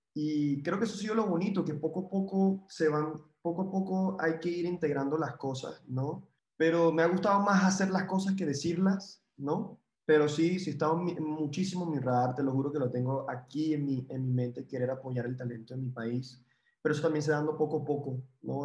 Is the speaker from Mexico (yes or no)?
no; Venezuela; moved away; como venezolano